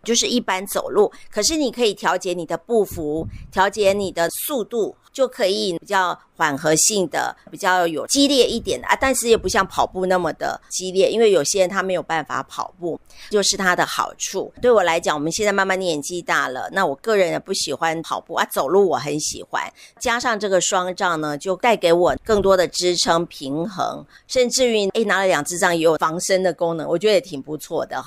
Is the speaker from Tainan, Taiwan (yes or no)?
yes; Tainan, Taiwan; 台南哦，我的故乡